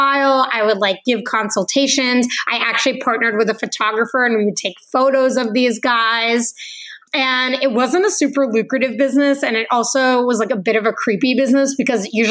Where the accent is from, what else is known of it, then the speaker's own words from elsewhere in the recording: New England, United States; I'm from New England